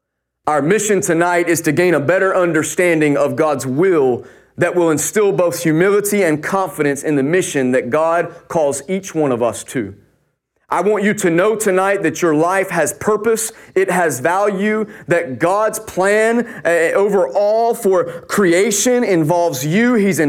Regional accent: North Carolina, United States; moved away; also born or lived in Queen Anne's County, Maryland; I grew up in North Carolina

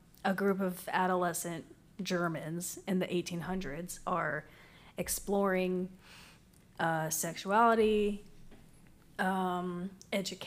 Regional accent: Waxahachie, Texas, United States; I'm from Waxahachie and I drove all the way over here

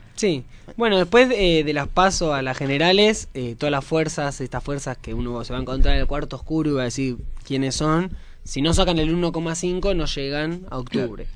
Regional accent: Lanús, Buenos Aires Province, Argentina; yo soy de Lanús

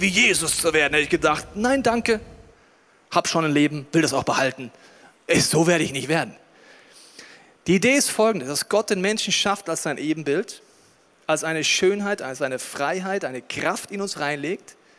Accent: Germany; als Deutscher

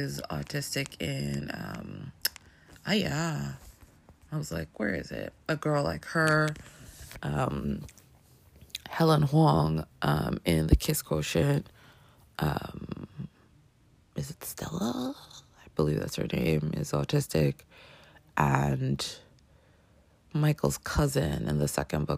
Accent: Canada; I grew up in Canada, my grandmother was in Colombia

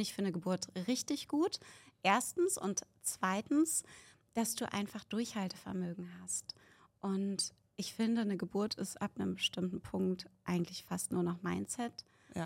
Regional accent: Berlin, Germany; ich komme aus Berlin

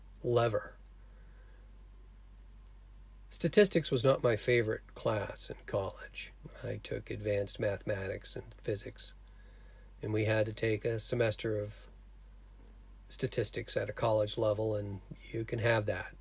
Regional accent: Cape Cod, Massachusetts, United States; my small town I grew up in Cape Cod

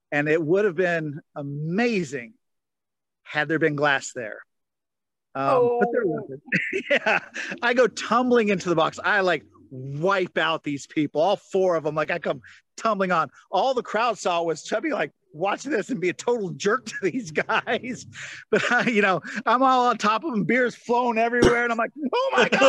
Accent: the South, United States; Up until then, I was, you know, I'm from the South. Hockey was never a thing, you know?

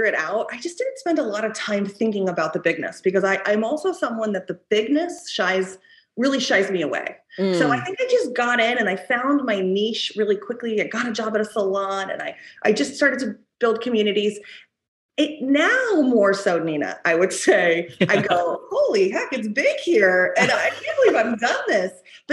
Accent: Durango, Colorado, United States; now in New York City, United States; I am from a town called Durango, Colorado, that I think has about 60,000 people. I grew up on a dirt road

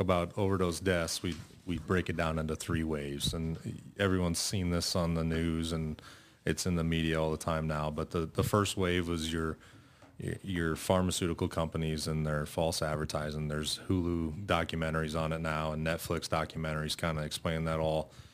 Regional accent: North Bend, Nebraska, United States; originally I'm from North Bend, just, uh, up in Dodge County. uh, grew up there

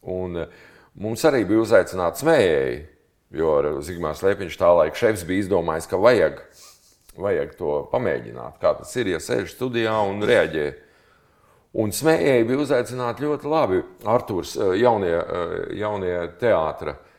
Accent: Latvia; mēs no Latvijas

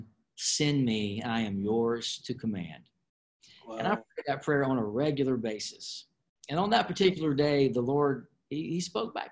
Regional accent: Flowood, Mississippi, United States; I have a great home church that I grew up in there in Flowood, Mississippi, called Word of Life

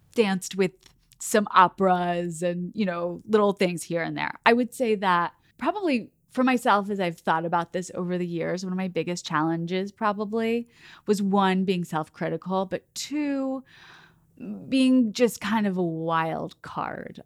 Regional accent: Oklahoma City, Oklahoma, United States; So I grew up in Oklahoma City, and I grew up dancing there

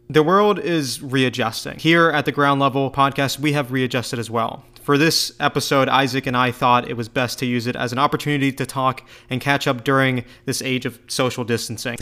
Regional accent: United States; as an American

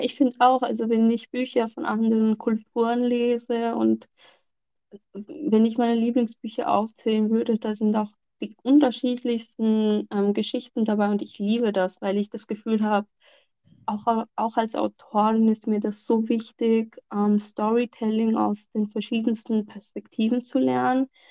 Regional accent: Lahore, Punjab, Pakistan; von dem Ort stammt, wo ich herstamme, mhm. also aus Lahore

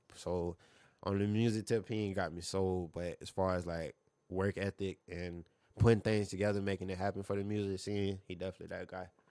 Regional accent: Fort Myers, Florida, United States; growing up in Fort Myers

